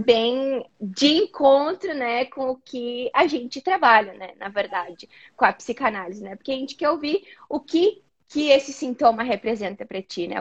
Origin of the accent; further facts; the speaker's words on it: Caxias do Sul, Rio Grande do Sul, Brazil; moved away as an adult; now in United States; eu sou natural de Caxias do Sul, no Rio Grande do Sul, e acabei me mudando aqui para os Estados Unidos há mais ou menos dois anos e meio